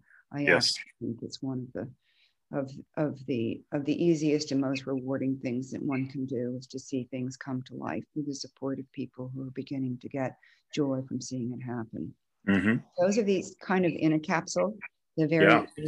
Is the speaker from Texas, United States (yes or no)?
no; New York City, New York, United States; I grew up in New York City